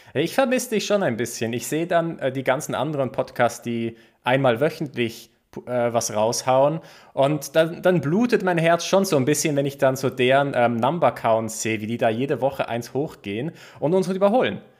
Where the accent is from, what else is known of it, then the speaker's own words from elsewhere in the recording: Basel, Basel-Stadt, Switzerland; es gab so einen Comicbuchladen bei uns in Basel